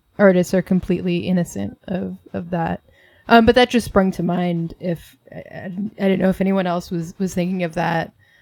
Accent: New York City, New York, United States; also born or lived in Inwood, New York City; I'm from Washington Heights. 190 and then divorced parents, Inwood

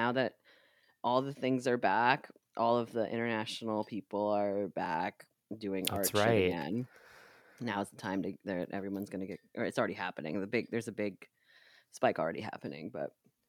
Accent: New York, United States; So, as a New Yorker, I can't do it.

